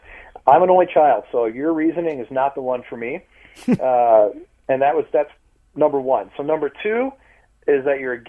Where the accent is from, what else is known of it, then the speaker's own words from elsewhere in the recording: St. Louis, Missouri, United States; I was the first goalie ever from my hometown taken.